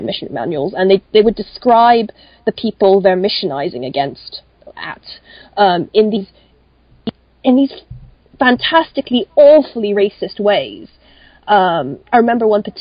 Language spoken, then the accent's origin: English; Hong Kong; I grew up in Hong Kong